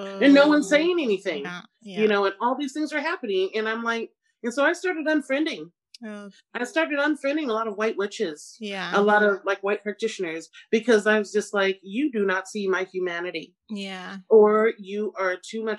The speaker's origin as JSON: {"language": "English", "region": "Pacific Northwest", "country": "United States", "tie": "born or raised there", "said": "because I grew up in the Pacific Northwest predominantly, surrounded by whiteness"}